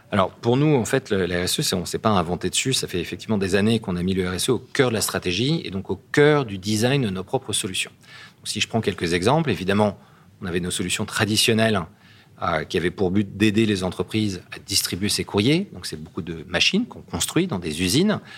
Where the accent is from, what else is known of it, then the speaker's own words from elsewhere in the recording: Gassin, Provence-Alpes-Côte d'Azur, France; moved away as an adult; also born or lived in Paris / California; je suis né à Gassin. Et euh, j'ai fait comme mes études à Paris